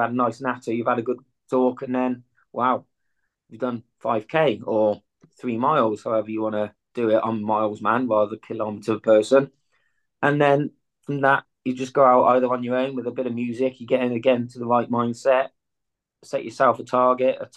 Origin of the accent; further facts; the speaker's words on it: Malvern, West Midlands, United Kingdom; also born or lived in Nottingham; I started my journeys or my youth in Malvern, where I am now. And then obviously things happened, so I've moved away. Now I lived in Nottingham for a while.